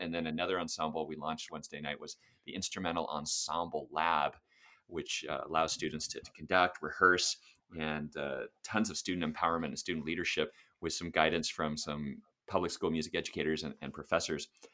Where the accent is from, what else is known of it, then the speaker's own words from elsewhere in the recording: Sacramento, California, United States; also born or lived in Santa Monica / Los Angeles; I was born in Santa Monica, lived in Los Angeles for four years, and then we moved to Sacramento when I was four, so that's where I did all of my public education